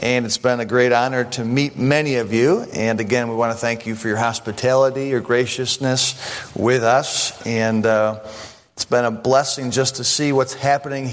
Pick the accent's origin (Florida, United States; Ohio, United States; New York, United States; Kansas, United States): New York, United States; Buffalo; I'm from Buffalo